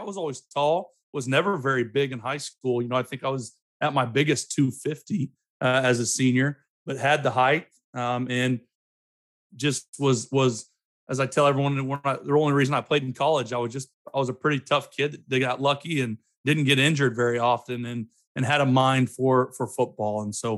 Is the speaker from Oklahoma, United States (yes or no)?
yes; Broken Arrow, Oklahoma, United States; I grew up in Broken Arrow.